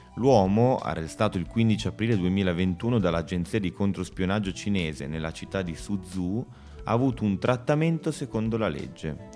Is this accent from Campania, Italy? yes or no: no; Bologna, Emilia-Romagna, Italy; moved away; Essendo, essendo proprio bolognese